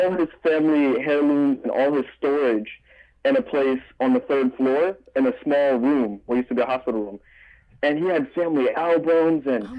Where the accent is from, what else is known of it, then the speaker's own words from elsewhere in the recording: New York City, New York, United States; also born or lived in North Carolina; Yeah, I grew up here.